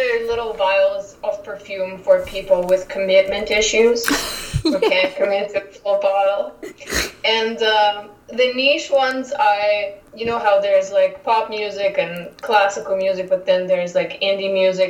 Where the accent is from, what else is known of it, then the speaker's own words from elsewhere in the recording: Russia; moved away as an adult; now in Calgary, Canada; So I came directly from Russia to Calgary and been staying here since. And I come from an industrial city of more than 1 million people